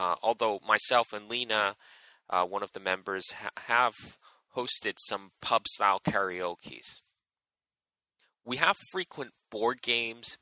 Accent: Edmonton, Alberta, Canada; now in Vancouver, Canada; I grew up in Edmonton and moved around a bit before moving to Vancouver in 2007

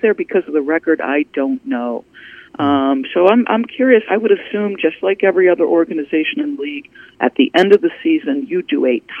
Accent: New Jersey, United States; also born or lived in New York; When I was a 7-year-old little girl, we moved from New York to New Jersey, and there was literally a park directly next to my house

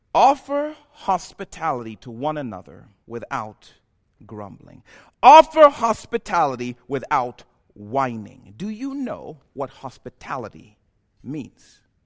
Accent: Zambia; moved away as an adult; also born or lived in Ohio; now in United States; I'm from Zambia

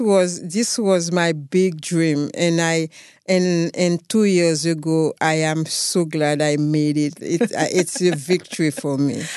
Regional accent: Haiti; I come from a village named Damascene. It's a small village with about five thousand people. My dad is a farmer

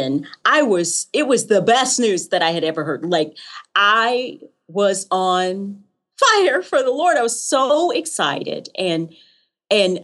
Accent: Knoxville, Tennessee, United States; also born or lived in Rocky Mount, North Carolina; now in Franklin, United States; I was born in Rocky Mount, North Carolina, okay. But that's not where I grew up. I grew up in Knoxville, Tennessee.

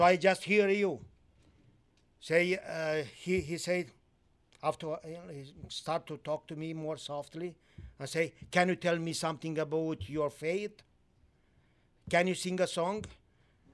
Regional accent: Moldova, Moldavia, Romania; moved away as an adult; also born or lived in Timișoara, Romania / Austria; I was born in Romania, lived in Romania under the communist times

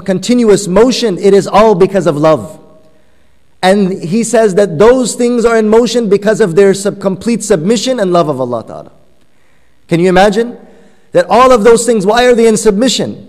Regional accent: Afghanistan; first language Persian; English is a second language; moved away; I'm originally from Afghanistan, so Persian is my mother tongue

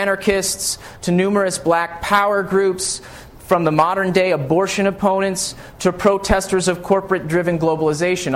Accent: United States; I grew up in the United States, and I passed through the U.S. educational system

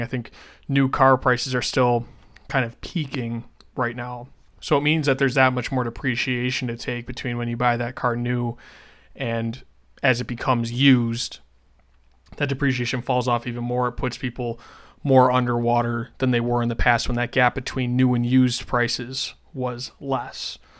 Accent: Western New York, United States; moved away; Where I grew up in Western New York

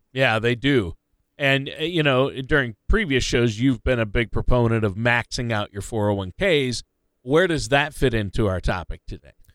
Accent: Minnesota, United States; I grew up in Minnesota

